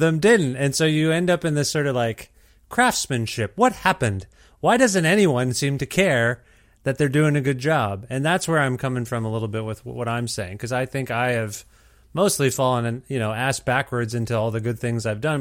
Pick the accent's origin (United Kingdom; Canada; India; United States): Canada